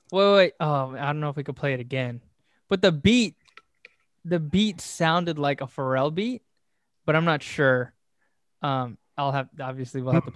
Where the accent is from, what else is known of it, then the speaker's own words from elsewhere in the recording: Southern California, United States; we're from Southern California